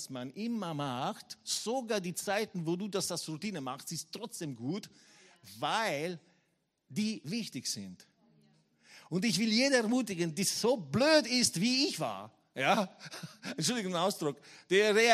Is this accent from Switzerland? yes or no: no; Leoben, Styria, Austria; now in Graz, Austria; Ich gesagt, nein, ich wohne in Graz jetzt. Ich, ich komme aus Leum. Ich war in Leum viele Jahre und ich wohne in Graz.